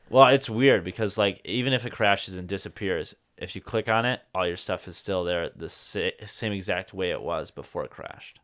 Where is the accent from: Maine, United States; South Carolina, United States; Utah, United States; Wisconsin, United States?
Wisconsin, United States; Tomah; that's where I was brought up